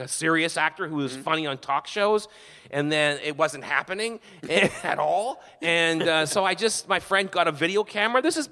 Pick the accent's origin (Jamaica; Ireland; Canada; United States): Canada; moved away; I'm Canadian.